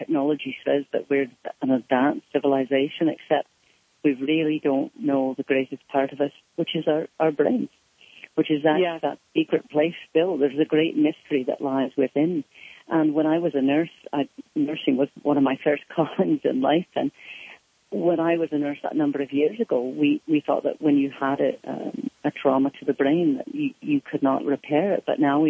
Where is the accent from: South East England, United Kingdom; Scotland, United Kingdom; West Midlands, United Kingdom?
Scotland, United Kingdom; accent: Scottish; And then when I spoke again, it came back as the Scottish accent.